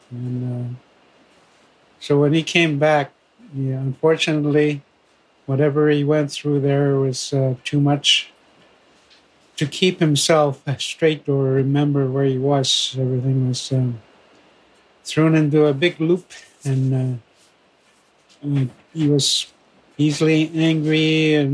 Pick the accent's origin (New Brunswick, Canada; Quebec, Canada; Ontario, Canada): Ontario, Canada; Fort Albany First Nation; I am from Fort Albany First Nation and uh, describe the, the locale a little bit. If you are starting from Toronto and you go north on Highway 11, first, and then 11 past North Bay to Timmins